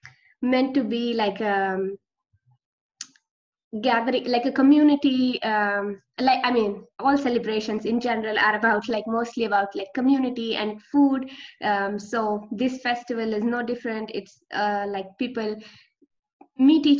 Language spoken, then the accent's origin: English; Pune, Maharashtra, India; also born or lived in Netherlands; I'm from Pune in India. It's the closest city to Mumbai, if you're probably familiar with Mumbai. So I did my schooling in Pune, and like I've born and brought up here